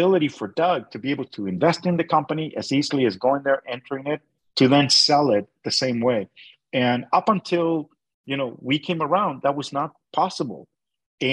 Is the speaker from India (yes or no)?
no; Canada; I'm a Canadian